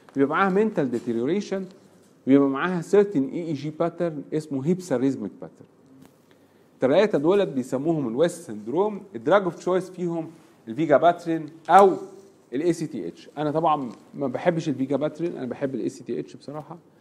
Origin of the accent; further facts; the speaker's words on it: Egypt; عندنا في مصر